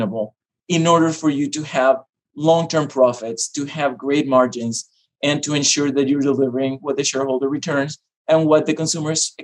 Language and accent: English; Panama; moved away; also born or lived in Iowa; I am originally from Panama. So I'm a little ways from home